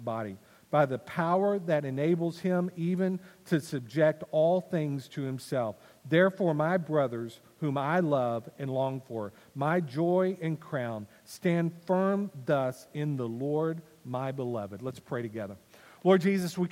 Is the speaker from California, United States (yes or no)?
no; Wylie, Texas, United States; I was born on December the 28th, 1972, in Wiley, Texas